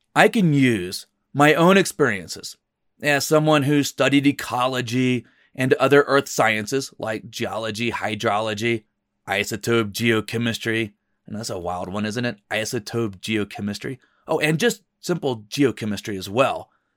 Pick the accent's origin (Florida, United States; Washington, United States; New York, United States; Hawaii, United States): Florida, United States; North; moved away as an adult; also born or lived in New Mexico; the Wakulla River, where I grew up in North Florida